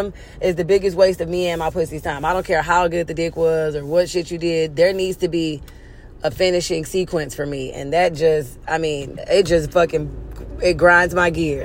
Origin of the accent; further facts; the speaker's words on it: Houston, Texas, United States; now in Los Angeles, United States; I'm from Houston.